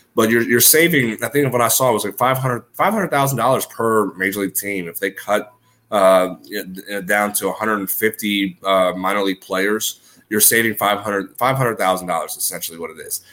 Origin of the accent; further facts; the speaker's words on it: New Orleans, Louisiana, United States; Growing up in New Orleans, we had the New Orleans Zephyrs